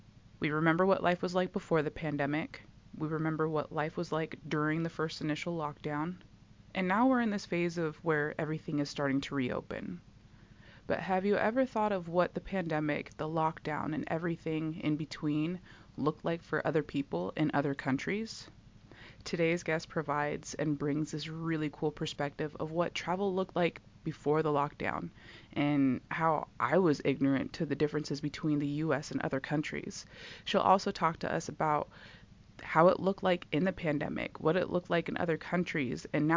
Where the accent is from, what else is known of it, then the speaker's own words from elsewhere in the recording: Pendleton, Oregon, United States; people right here in Pendleton, and meeting people even in my hometown